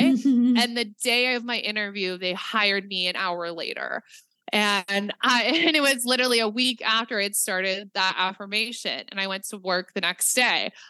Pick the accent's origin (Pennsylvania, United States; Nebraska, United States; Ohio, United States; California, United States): Nebraska, United States; I'm from Nebraska.